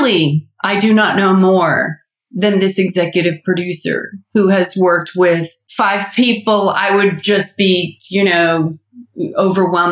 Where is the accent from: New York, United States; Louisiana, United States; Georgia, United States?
Georgia, United States; Atlanta; I'm from Atlanta.